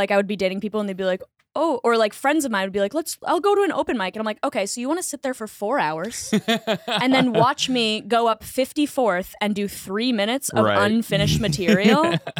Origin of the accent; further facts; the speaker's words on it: Boston, Massachusetts, United States; now in New York, United States; Boston. I grew up in Boston.